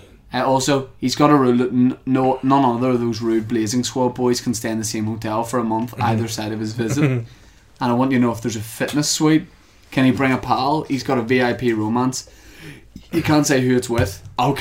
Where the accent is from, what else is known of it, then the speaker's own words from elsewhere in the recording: Germany; English is a second language; moved away as an adult; now in Manchester, United Kingdom; You know, I'm from Germany. I move over. And I'm very keen to show people in Manchester what I'm all about.